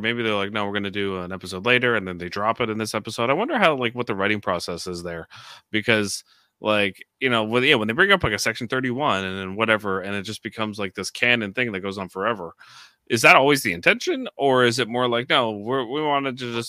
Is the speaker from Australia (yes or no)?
no; Canada; we're Canadian.